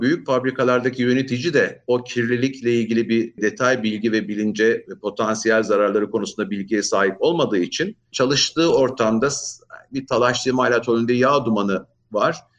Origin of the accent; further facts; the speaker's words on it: Ankara, Turkey; moved away as an adult; also born or lived in Istanbul; Ben 1961 Ankara doğumluyum. İlk orta öğrenim lise Ankara'da tamamladım.